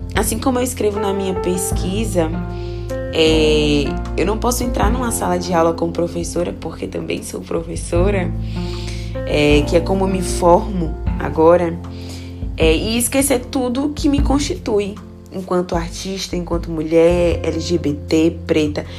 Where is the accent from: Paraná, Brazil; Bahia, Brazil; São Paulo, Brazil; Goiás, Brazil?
Bahia, Brazil; Feira de Santana; Eu sou de Feira de Santana, Bahia